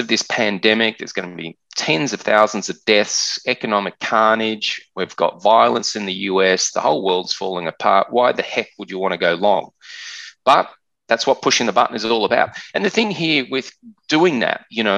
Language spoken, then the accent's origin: English; Australia; accent: Australian; you can hear from my accent that I'm an Australian